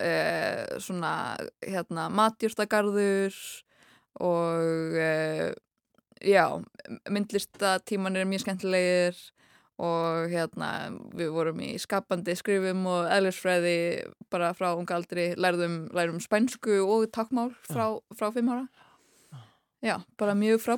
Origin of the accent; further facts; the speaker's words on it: Chapel Hill, North Carolina, United States; moved away; ég ólst upp í bandækunum í Chapel Hill í Náru Karlínu og þar var ég í grunnskóla í Frank Porter Graham Elementary School